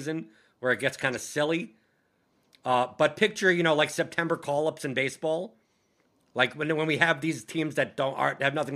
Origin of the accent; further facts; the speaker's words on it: New York, United States; I'm from New York. I grew up in the 90s. I went to Yankee Stadium